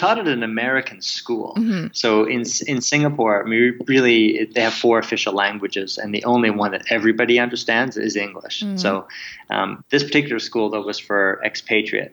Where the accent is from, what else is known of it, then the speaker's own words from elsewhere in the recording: Kamloops, British Columbia, Canada; moved away as an adult; also born or lived in Victoria, Canada / Comox, Canada; I grew up in Kamloops, British Columbia